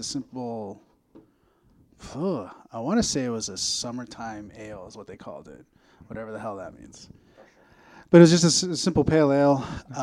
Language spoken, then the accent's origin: English; El Paso, Texas, United States; moved away as an adult; now in Chicago, United States; We're originally from El Paso, Texas. I moved here in about 2005 to go to art school